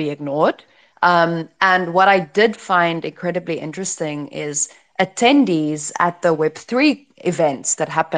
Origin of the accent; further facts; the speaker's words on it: South Africa; also born or lived in Asia; now in Europe; I am African, I'm from South Africa, but I don't live there